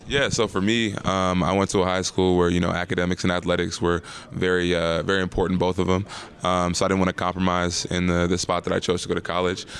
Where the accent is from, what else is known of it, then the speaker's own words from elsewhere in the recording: Ellicott City, Maryland, United States; also born or lived in Baltimore, Maryland; I'm originally from Ellicott City, Maryland, but, uh, I went to, to school in Baltimore for, for twelve or thirteen years